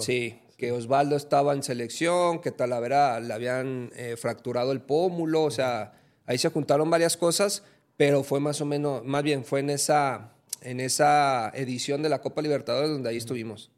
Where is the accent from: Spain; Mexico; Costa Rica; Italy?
Mexico; aquí en mi país